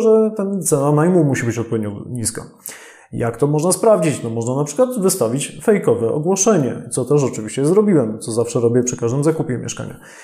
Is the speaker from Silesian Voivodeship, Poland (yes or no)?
yes; Silesian Voivodeship, Poland; sam jestem ze Śląska